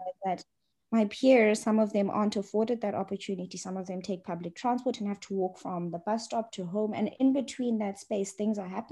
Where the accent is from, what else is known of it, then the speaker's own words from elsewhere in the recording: Johannesburg, Gauteng, South Africa; I grew up in Johannesburg, so I've got a bit of an identity crisis there, but I'm from Johannesburg